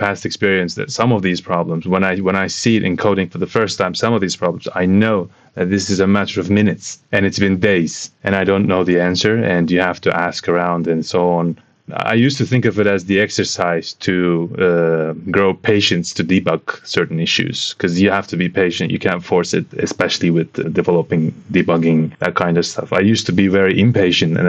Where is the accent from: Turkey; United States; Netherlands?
Turkey; Istanbul; I'm from Istanbul, Turkey, and I studied economics in university.